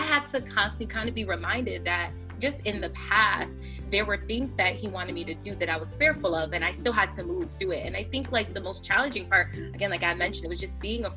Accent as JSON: {"language": "English", "region": "Connecticut", "country": "United States", "tie": "born or raised there", "moved": "as an adult", "lives_now": "New Jersey, United States", "said": "I'm originally from Connecticut. I grew up in Connecticut"}